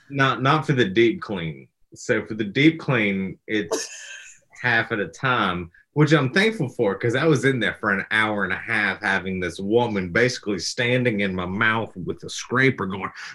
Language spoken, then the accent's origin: English; the South, United States; I'm from the South